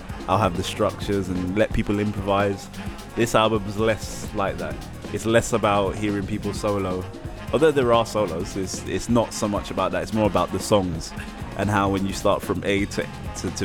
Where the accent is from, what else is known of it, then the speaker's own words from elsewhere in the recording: London, United Kingdom; I'm from London. I'm sat here in Paris